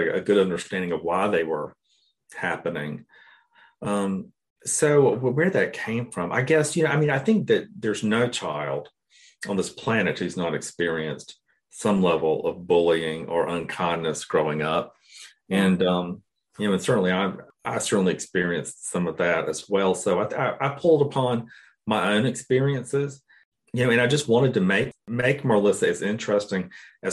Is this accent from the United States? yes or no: yes; Cairo, Georgia, United States; growing up in Cairo, Georgia, I don't know that I ever encountered anyone that spoke a second language